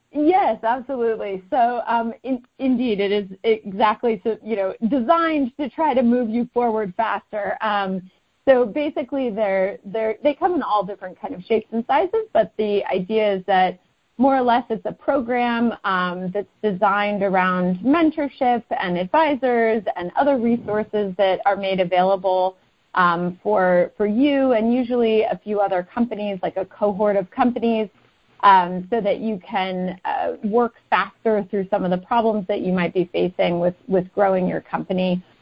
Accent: Northern California, United States; moved away as an adult; also born or lived in Connecticut; now in Oakland, United States; I'm originally from Northern California

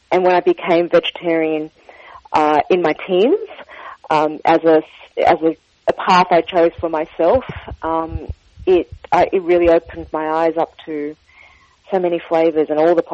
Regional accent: Sydney, New South Wales, Australia; born there; So I was born in Sydney, you're correct. Uh, my parents were first generation immigrants from the south of China, from Guangdong province.

